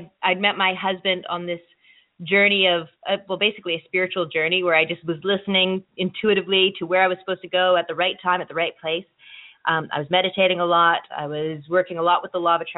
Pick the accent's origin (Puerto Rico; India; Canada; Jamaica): Canada; Nova Scotia; I am actually from Nova Scotia. We live out east, my family